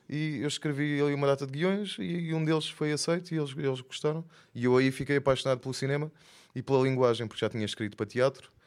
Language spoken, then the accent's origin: Portuguese; Faro, Algarve, Portugal; also born or lived in Lisbon / Minho / Angola (ancestry); E nasci em Lisboa, mas foi rápido também, estive só lá dois anos. Depois morei no Minho até aos nove e aos nove vim para Faro. Então sou mais farense do que tudo o resto